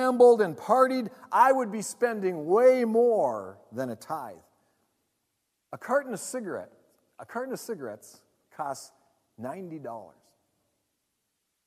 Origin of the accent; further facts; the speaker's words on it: United States; I want people in my hometown to know Jesus. I want there to be a gospel presence in the Twin Ports and the surrounding region